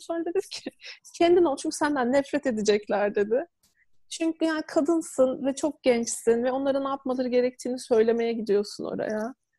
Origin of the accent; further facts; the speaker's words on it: Turkey; also born or lived in Istanbul; ben küçük bir şehirde doğdum, büyüdüm